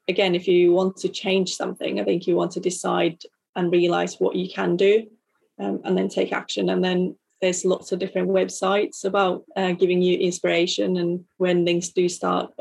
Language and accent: English; Finland; as a Lutheran and growing up in Finland